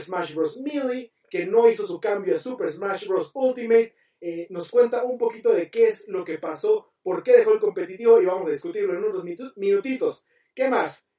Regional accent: Mexico; como buenos mexicanos

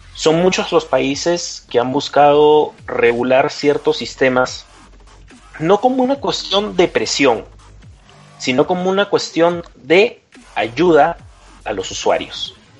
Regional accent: Peru; moved away as an adult; now in Mexico; yo soy de Perú, pero ahora migro aquí, ya estoy viviendo aquí en, estado, en México.

